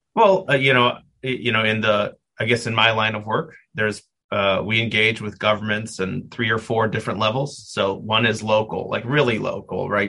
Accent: Milwaukee, Wisconsin, United States; moved away as an adult; now in Cleveland, United States; I was born and raised in Milwaukee, Wisconsin

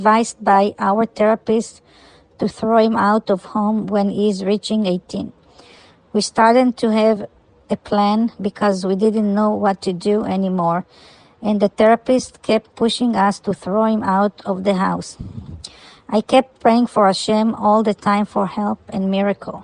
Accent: California, United States; We are from California.

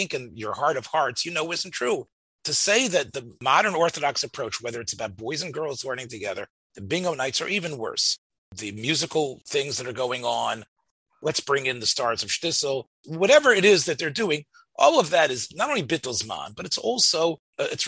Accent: Memphis, Tennessee, United States; when I was growing up in Memphis

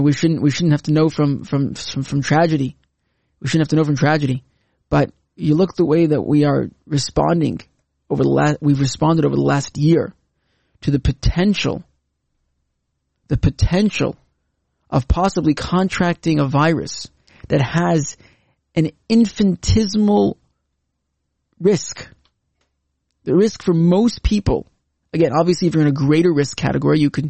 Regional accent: Canada; now in Israel; As a Canadian

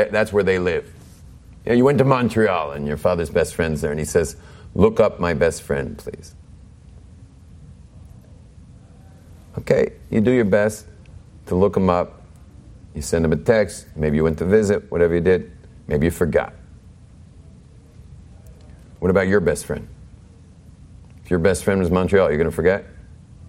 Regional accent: Israel; I'm from Eretz Yisrael

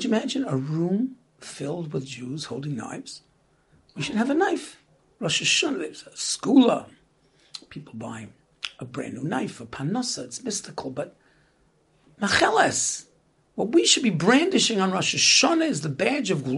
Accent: New York City, New York, United States; So we grew up in Brooklyn

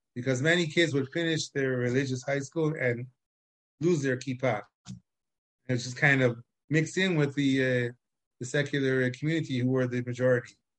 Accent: Chicago, Illinois, United States; now in Israel; I was born in Chicago

